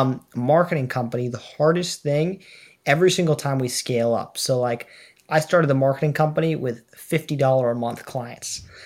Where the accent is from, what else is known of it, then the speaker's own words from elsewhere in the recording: New York, United States; moved away as an adult; now in Boston, United States; I'm from New York